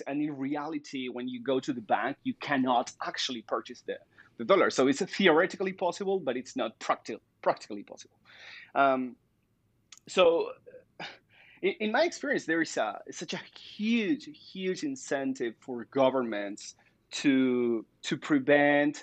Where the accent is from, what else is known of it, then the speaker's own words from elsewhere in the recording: Argentina; moved away; also born or lived in Spain; I'm from Argentina